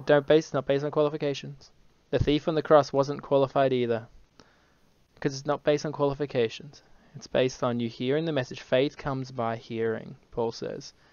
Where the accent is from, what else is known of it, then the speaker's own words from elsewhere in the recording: Brisbane, Queensland, Australia; I'm from Brisbane.